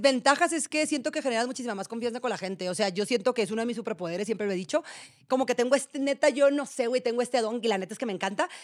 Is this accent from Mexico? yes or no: yes; Guasave, Sinaloa, Mexico; moved away as an adult; also born or lived in Monterrey, Mexico; now in Mexico City, Mexico; yo que soy de Guasave, una ciudad súper chiquita